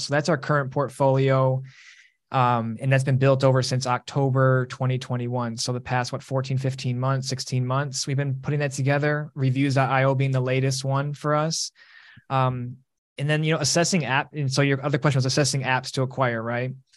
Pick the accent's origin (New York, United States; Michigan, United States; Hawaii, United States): Michigan, United States; Detroit; moved away as an adult; also born or lived in East Lansing, Michigan / Los Angeles, California / Pasadena, California; I grew up in Detroit